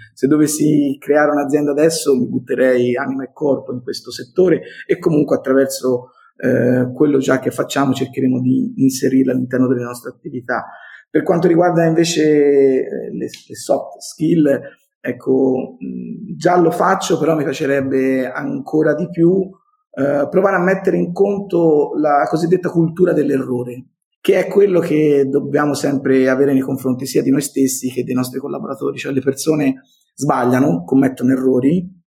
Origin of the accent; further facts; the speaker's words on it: Montelupo Fiorentino, Tuscany, Italy; accent: Tuscan; Sono toscano, come credo si senta dal mio accento, classe 1972